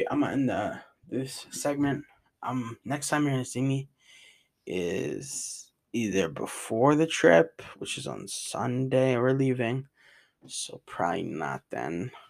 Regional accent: United States; accent: New York; I have one fourth of my accent is New York accent. Uh, two. Mm, I probably say like two, two chunks out of four are New Jersey accent, and then like another one's like Virginia or some shit.

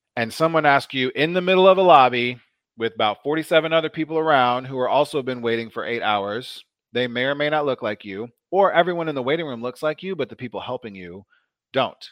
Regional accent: Omaha, Nebraska, United States; I grew up in a predominantly black neighborhood in Omaha

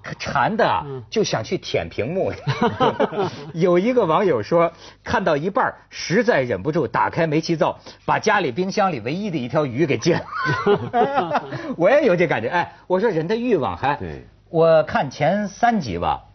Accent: China; also born or lived in Beijing; 我们大陆人

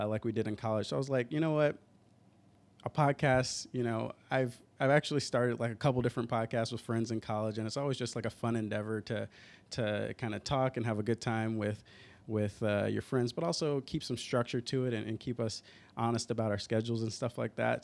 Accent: Atlanta, Georgia, United States; moved away as an adult; now in Seattle, United States; I'm originally from Atlanta

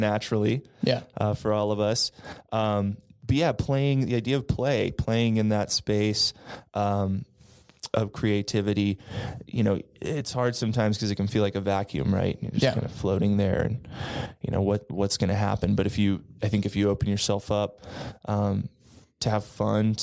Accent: Austin, Texas, United States; I'm from Austin, Texas

